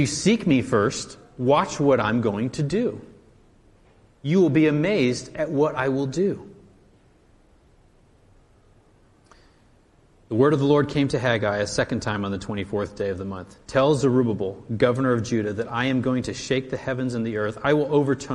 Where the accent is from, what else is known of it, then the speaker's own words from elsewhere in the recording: United States; as an American and as a patriot